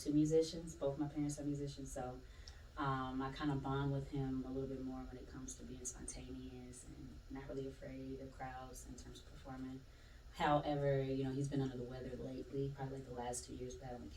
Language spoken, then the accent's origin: English; Atlanta, Georgia, United States; I'm from Atlanta, Georgia, born and raised, Southwest Atlanta to be exact